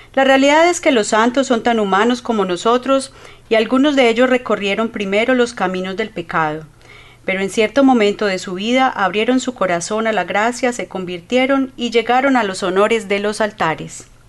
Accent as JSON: {"language": "Spanish", "country": "Colombia", "moved": "yes", "lives_now": "Canada", "said": "Somos de Colombia"}